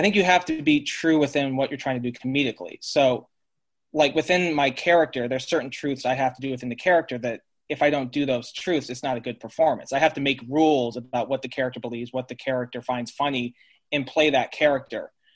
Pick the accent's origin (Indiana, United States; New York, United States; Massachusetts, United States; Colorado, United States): Colorado, United States; Colorado Springs; moved away; also born or lived in San Luis Obispo, California; Growing up in Colorado Springs, Colorado, we were technically meth- Methodist